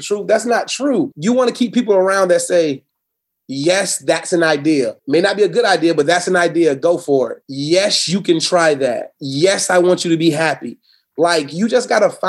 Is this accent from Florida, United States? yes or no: yes; Florida, United States; Born and raised in Florida. Never want to leave it.